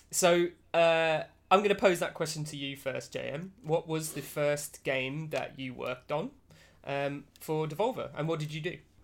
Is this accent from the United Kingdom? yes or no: yes; United Kingdom; as a British person